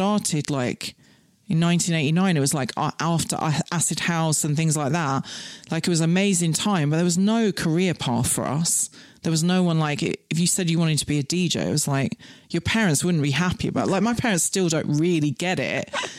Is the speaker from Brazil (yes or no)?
no; Scotland, United Kingdom; And when I was seven, I got scouted because I grew up in the Highlands of Scotland where there was literally 10 people in my whole school from age 4 to 13.